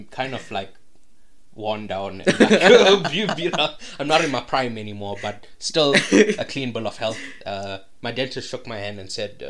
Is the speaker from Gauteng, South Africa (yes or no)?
no; KwaZulu-Natal, North West, South Africa; I moved from KwaZulu-Natal to the Northwest Province.